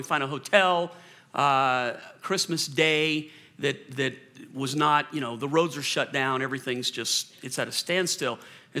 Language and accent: English; Colorado, United States; I'm from Colorado. Yeah. I can drive through anything.